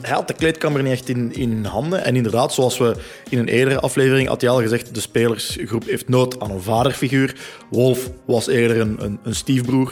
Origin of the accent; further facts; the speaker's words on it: Leuven, Flanders, Belgium; Bij ons in Leuven